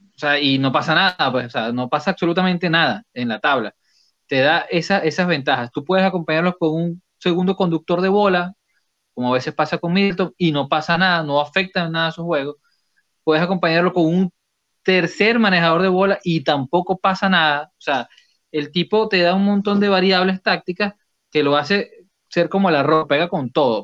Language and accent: Spanish; Venezuela; en Venezuela decimos cortanota